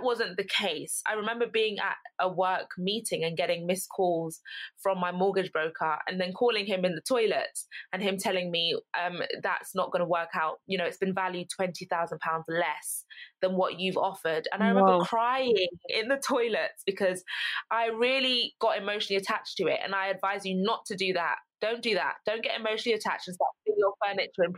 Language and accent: English; London, United Kingdom; moved away as an adult; now in Essex, United Kingdom; I'm from London, born in London, lived in London my whole life up until university.